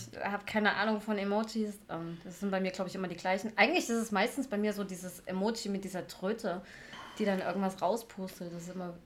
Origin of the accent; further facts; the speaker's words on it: Leipzig, Saxony, Germany; ich bin 39 Jahre alt und äh, komme aus Leipzig.